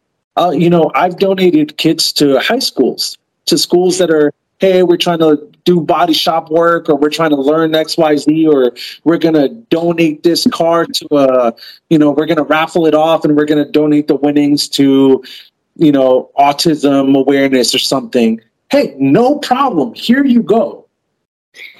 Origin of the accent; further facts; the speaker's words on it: East Coast, United States; moved away; also born or lived in New York / New Jersey / Pennsylvania; I'm from the East Coast originally, and I've lived in my car through New York and New Jersey and Pennsylvania winters